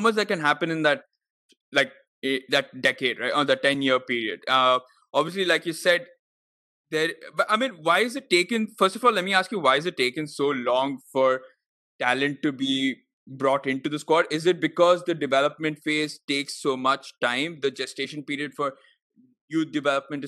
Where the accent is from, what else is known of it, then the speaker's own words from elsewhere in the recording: Bengaluru, Karnataka, India; I've also been born up there, but I can never say Bengaluru. I'm always Bangalore